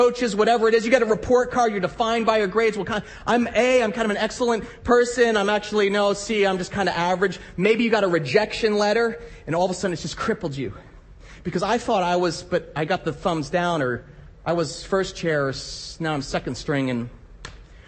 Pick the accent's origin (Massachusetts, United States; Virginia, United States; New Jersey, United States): New Jersey, United States; moved away as an adult; also born or lived in Midwest; I grew up in New Jersey